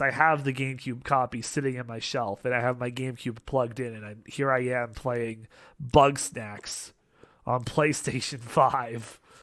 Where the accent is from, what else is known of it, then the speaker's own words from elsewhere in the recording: Canada; being Canadian